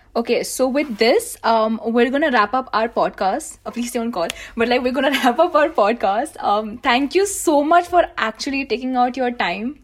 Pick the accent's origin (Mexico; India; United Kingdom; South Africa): India; as an Indian creator